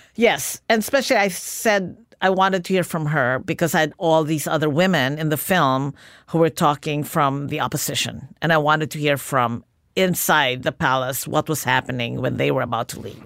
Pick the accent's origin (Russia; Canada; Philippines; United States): Philippines; moved away as an adult; Growing up in the Philippines